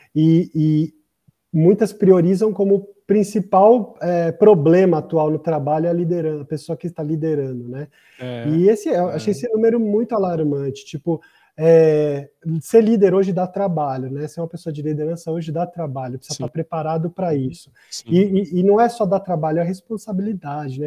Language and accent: Portuguese; Brazil; Eu sou brasileiro.